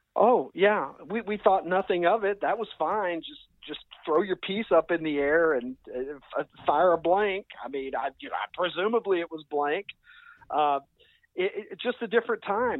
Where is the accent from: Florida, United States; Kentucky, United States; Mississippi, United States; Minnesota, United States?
Kentucky, United States; accent: drawl; moved away as an adult; now in Chicago, United States; I was I was born and raised in Kentucky